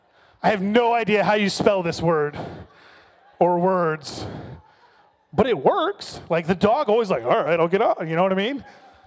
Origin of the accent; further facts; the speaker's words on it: the South, United States; I told you, I grew up in the South.